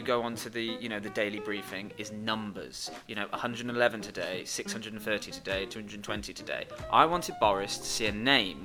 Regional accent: Worcestershire, West Midlands, United Kingdom; I'm from Worcestershire

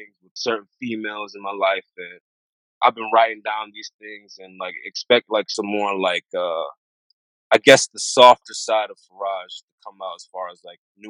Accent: United States; born there; when I was born in America, but my parents are from Sierra Leone

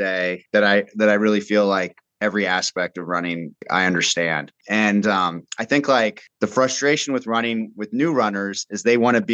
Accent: Southern California, United States; I grew up in Southern California

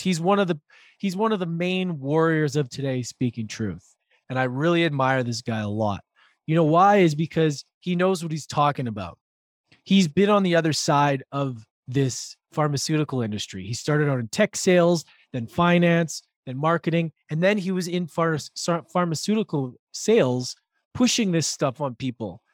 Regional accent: Vancouver, British Columbia, Canada; we're both from Vancouver

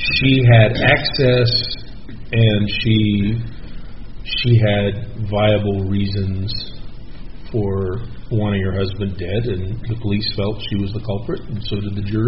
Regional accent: Westmoreland, California, United States; I grew up down in Imperial Valley, 7 miles from Brawley, in the little town of Westmoreland

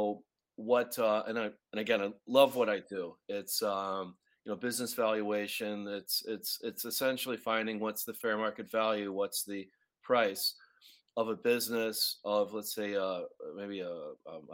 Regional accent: Chicago, Illinois, United States; also born or lived in New York City; now in Montreal, Canada; You're catching me in Chicago, Illinois, where my hometown.

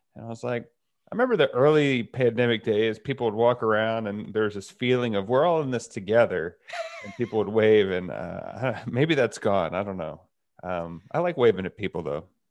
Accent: Texas, United States; also born or lived in Boulder; now in San Francisco, United States; Growing up in Texas

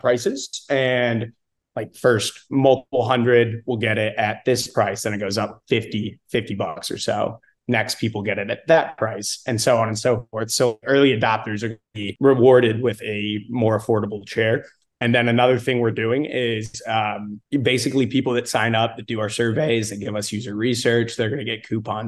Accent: St. Louis, Missouri, United States; also born or lived in Austin, Texas; now in Dallas, United States; So I'm from St. Louis originally.

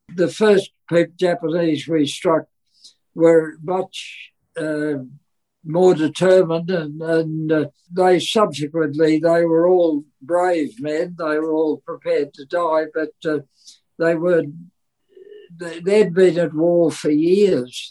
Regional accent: England, United Kingdom; moved away; he was born in England, and so was

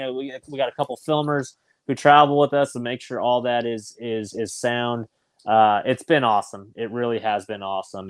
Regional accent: California, United States; Growing up in California

